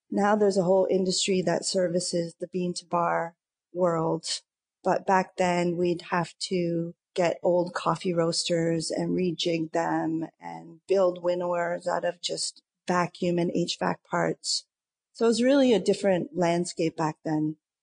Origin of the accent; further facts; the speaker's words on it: Lindsay, Ontario, Canada; now in Toronto, Canada; I'm from Lindsay, which is a small town east